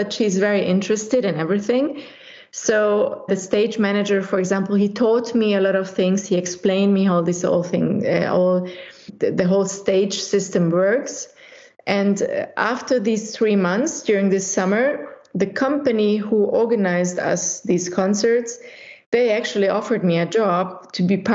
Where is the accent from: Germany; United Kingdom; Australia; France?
Germany; Munich, Bavaria; English is a second language; also born or lived in Budapest, Hungary; now in St. Gallen, Switzerland; I was born in Budapest. But when I was 6 years old, my family decided to leave the communist Hungary back in those days and to escape to Western Europe and to start a new life. And because of that, we ended up in Germany, in Munich. And I grew up in Munich and I learned fluently German